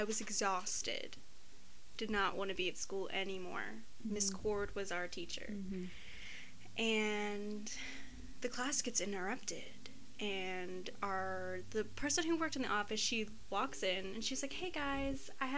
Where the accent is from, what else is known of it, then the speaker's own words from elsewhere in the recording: Greenville, South Carolina, United States; are both from Greenville, South Carolina